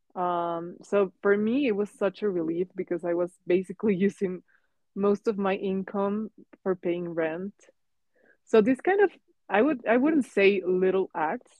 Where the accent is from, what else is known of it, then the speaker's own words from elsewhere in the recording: Mexico; English is a second language; moved away as an adult; now in Hong Kong; so it was the first time that I moved from Mexico. Um, and also it was a different language. I knew English English before